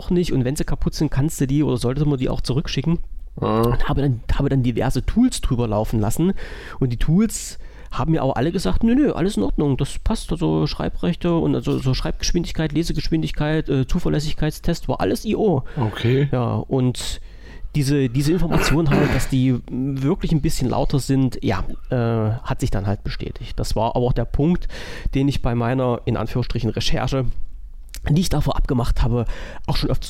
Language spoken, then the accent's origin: German; Saxony, Germany; ich bin Sachse, ich darf Itachi sagen.